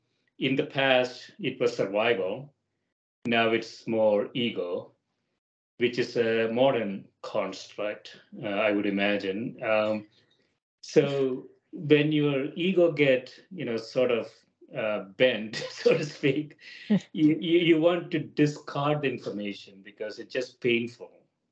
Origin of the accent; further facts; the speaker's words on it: South India, India; moved away as an adult; now in United States; So I came from South India to Chicago at Northwestern in the mid-80s. Temperature never dropped below 80 degrees that I came from.